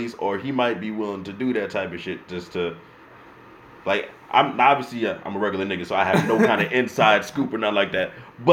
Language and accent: English; New York, United States; we got to let it be known that we're from New York.